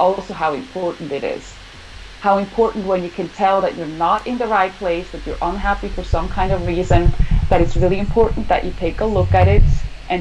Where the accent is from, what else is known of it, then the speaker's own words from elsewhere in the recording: Switzerland; also born or lived in Southern California, United States; now in California, United States; I am from Switzerland, like Ronja, and now, right now, I live in California